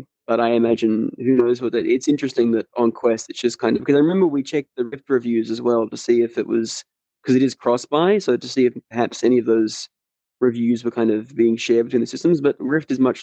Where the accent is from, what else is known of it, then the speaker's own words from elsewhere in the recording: Australia; As an Australian